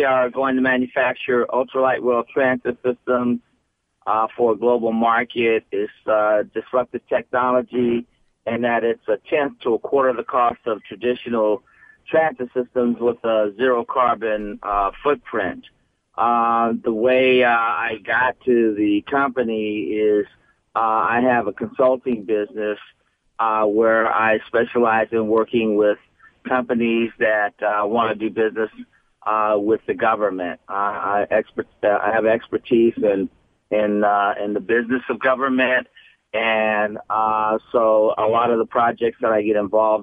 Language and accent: English; San Francisco, California, United States; when I got out of high school growing up in San Francisco